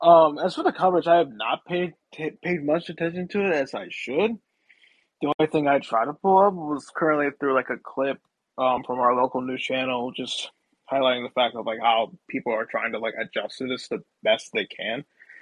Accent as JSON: {"language": "English", "region": "Virginia", "country": "United States", "said": "So I'm from Virginia, so we just elected, like, our Lord and Savior, Glenn Youngkin"}